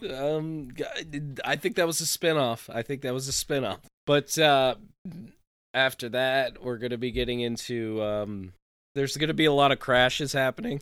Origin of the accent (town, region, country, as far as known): Saranac Lake, New York, United States; born or raised there; moved away